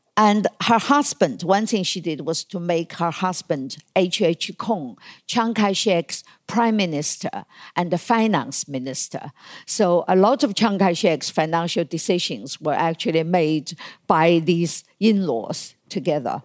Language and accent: English; China; moved away as an adult; when I was growing up in China, in the nineteen fifties and the sixties and the seventies